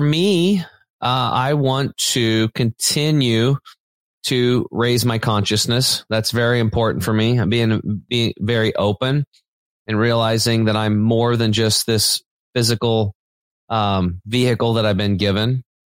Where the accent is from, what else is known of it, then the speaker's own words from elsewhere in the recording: Eastern Oregon, United States; I grew up on Eastern Oregon on a farm, kind of a redneck background